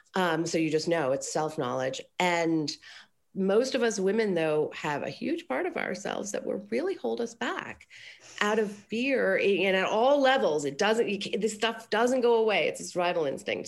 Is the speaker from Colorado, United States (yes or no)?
yes; Aspen, Colorado, United States; now in Los Angeles, United States; I grew up in Colorado